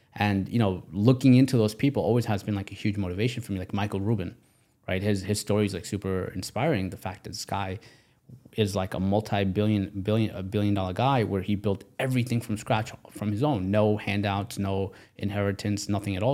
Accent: Pakistan; now in United States; I come from, I was born in Pakistan. So because I was born in Pakistan, I'm now in America.

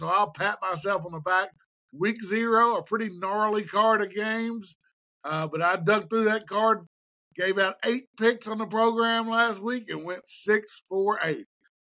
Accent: Cleveland, Tennessee, United States; right here in my hometown, beautiful Cleveland, Tennessee

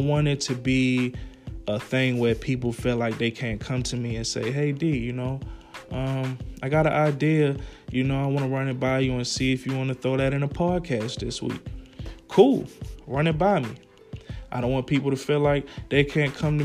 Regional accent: Baltimore, Maryland, United States; moved away as an adult; now in Atlanta, United States; I'm from Baltimore, originally from Baltimore, Maryland. Emerson Village, West Side.

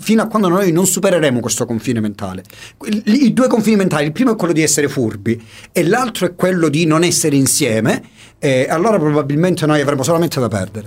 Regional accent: San Giorgio Morgeto, Calabria, Italy; io sono di San Giorgio Morgeto e sono Morgeto

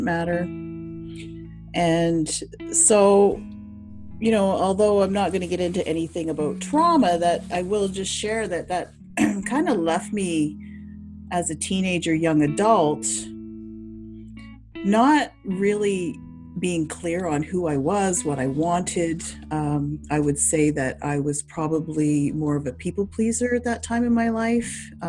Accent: New Brunswick, Canada; I grew up in Eastern Canada in New Brunswick, which is a small province.

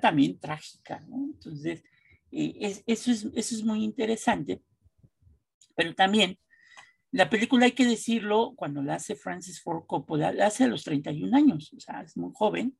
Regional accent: Mexico

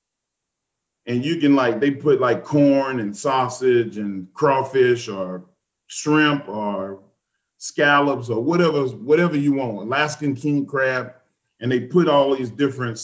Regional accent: Texas, United States; I'm a Texan

